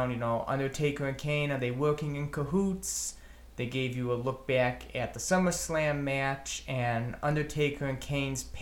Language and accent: English; Hamilton, Ontario, Canada; We are here from Hamilton, Ontario, Canada for WWF Breakdown in Your House.